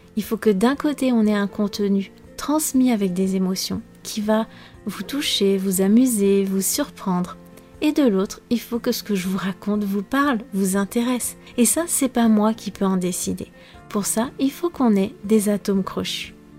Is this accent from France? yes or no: yes; France; je suis française